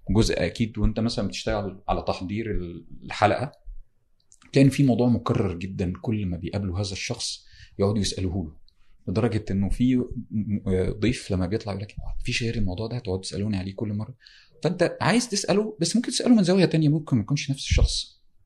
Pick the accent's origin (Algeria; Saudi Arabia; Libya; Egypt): Egypt; Damietta Governorate; انا من دمياط محافظه ساحليه على البحر المتوسط والنيل من قرية في دمياط